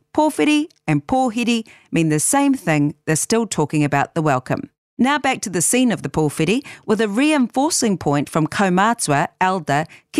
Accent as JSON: {"language": "English", "town": "Christchurch", "region": "Canterbury", "country": "New Zealand", "said": "no o tautahi aho. … I'm from Christchurch."}